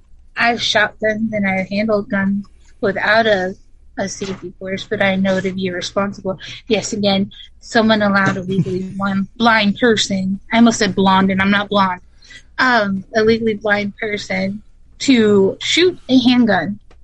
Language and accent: English; Rhode Island, United States; also born or lived in Connecticut; now in Pennsylvania, United States; because I was born in Connecticut, raised in Rhode Island, and then we moved to Pennsylvania. So I've got a nice hodgepodge of an accent.